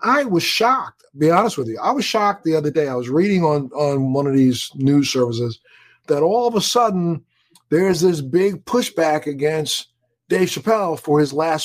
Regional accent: Baltimore, Maryland, United States; moved away; I'm from Baltimore. I'm a Baltimore boy

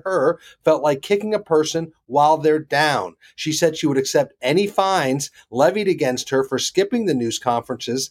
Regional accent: Charlotte, North Carolina, United States; here in Charlotte, my hometown

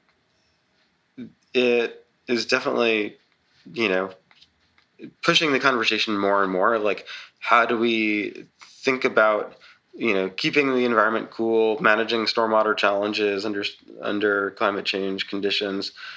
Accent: New York City, New York, United States; moved away as an adult; also born or lived in Texas / Oklahoma; I'm from Staten Island originally

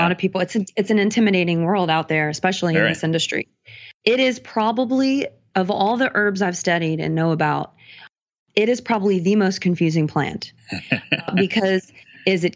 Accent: the South, United States; moved away as an adult; now in Los Angeles, United States; I'm from the South, born and raised, you know, a little bit more conservative area

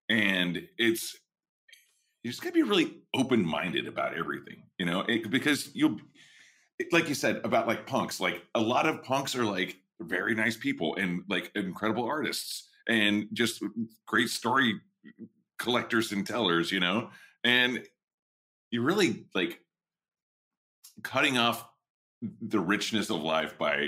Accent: Texas, United States; like growing up in Texas and like, we're old state neighbors, you know, we're from the same zone.

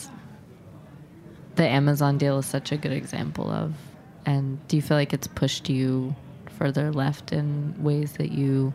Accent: Indiana, United States; I'm from Indiana

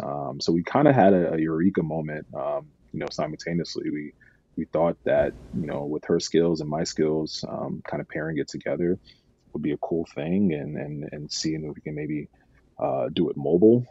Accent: New York City, New York, United States; I grew up in New York City

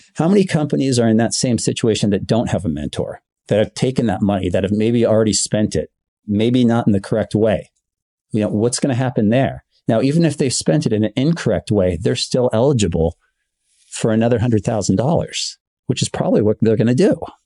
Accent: Bay Area, California, United States; I'm local from the Bay Area. I've grown up here my entire life

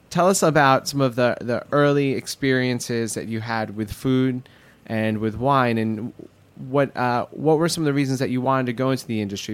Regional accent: New York, United States; growing up in Queens

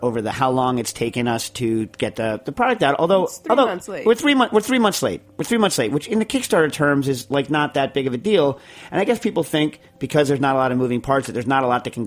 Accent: New York, United States; I'm a New Yorker

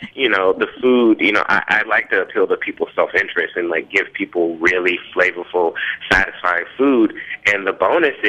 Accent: Memphis, Tennessee, United States; moved away; also born or lived in New Orleans; I grew up in Memphis, Tennessee, like deep south.

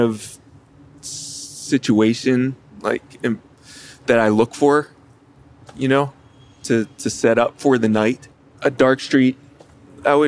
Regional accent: Chesapeake Beach, Maryland, United States; moved away; I grew up in Calvert County, Maryland, in Chesapeake Beach on the Chesapeake Bay.

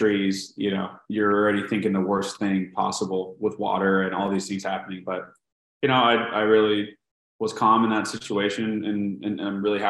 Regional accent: San Diego, California, United States; I'm literally from, born and raised in San Diego

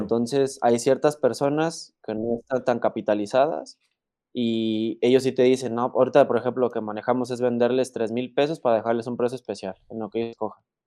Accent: La Piedad, Michoacán, Mexico; de donde soy yo, de La Piedad Michoacán

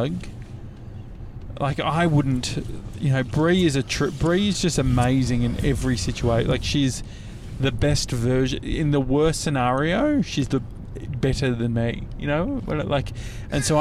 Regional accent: Endeavour Hills, Victoria, Australia; also born or lived in Lysterfield South; I grew up sort of around the Endeavour Hills area, just sort of near Dandenong

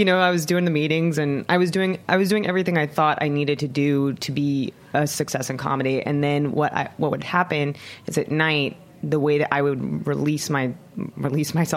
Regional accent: Southern California, United States; now in Los Angeles, United States; I'm from Southern California

